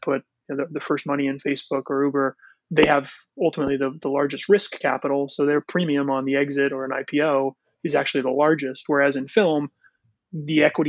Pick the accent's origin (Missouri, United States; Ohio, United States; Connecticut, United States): Connecticut, United States; Both my partner and I were born and raised in Connecticut